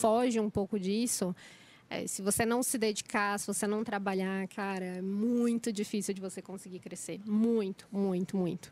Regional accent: Itanhaém, São Paulo, Brazil; now in São Paulo, Brazil; eu saí de Itanhaém, eu acho que eu fui uma das primeiras da, da minha família que resolveu explorar

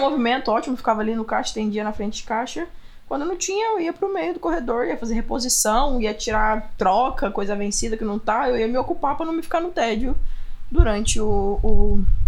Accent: Franca, São Paulo, Brazil; moved away as an adult; also born or lived in Austin; now in United States; Interior de São Paulo, cidade chamada Franca

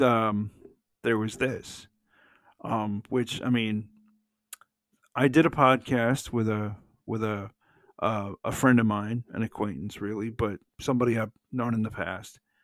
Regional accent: Atlanta, Georgia, United States; born or raised there

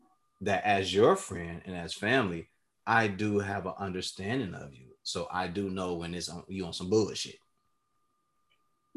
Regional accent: Chicago, Illinois, United States; we are from Chicago

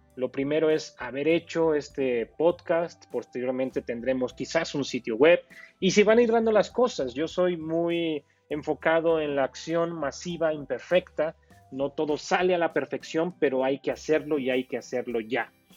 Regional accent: Pachuca, Hidalgo, Mexico; yo soy un emprendedor de México, eh, exactamente de la ciudad de Pachuca, Hidalgo, México

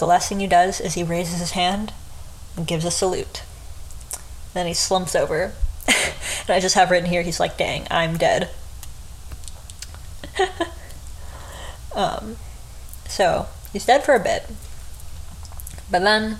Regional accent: United States; I'm American

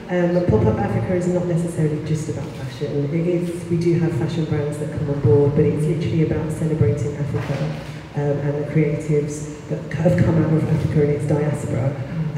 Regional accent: Essex, East of England, United Kingdom; also born or lived in Nigeria / East London; I lived in Nigeria up until I was two, and then I came to the UK and was in East London um, for a little bit of my childhood, but then I grew up in Essex, mm. and there weren't many black kids. I was like the only black girl in my class.

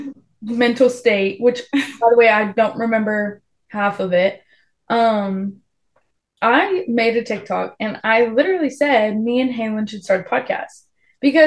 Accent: The Woodlands, Texas, United States; I'm from the Woodlands, closer to Conroe, but the Woodlands

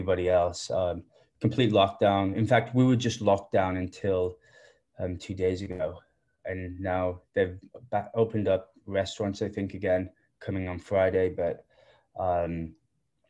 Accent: Lake District, Cumbria, North West England, United Kingdom; moved away as an adult; also born or lived in Huddersfield; now in Los Angeles, United States; I'm from the Lake District. Yeah, from the north. I grew up there, lived there for 18 years

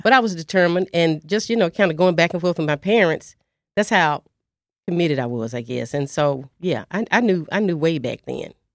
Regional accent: Dallas, Texas, United States; I'm from Dallas, Texas. Um, I'm a proud graduate of Roosevelt High School, class of seventy-nine

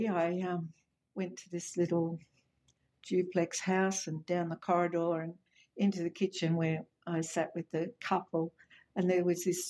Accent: Papua New Guinea; now in Australia; I always say I grew up in Papua New Guinea. It was really an amazing place to live and learn about a new culture, a different culture. So when I came back to Australia, it kind of after 18 years or so

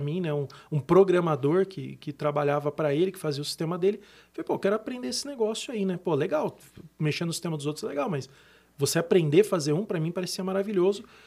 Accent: Brazil; Como brasileiro, a gente acaba tendo que se virar bastante aqui

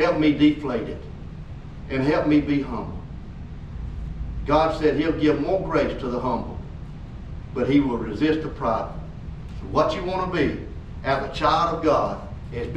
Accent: United States; I'm proud of being American

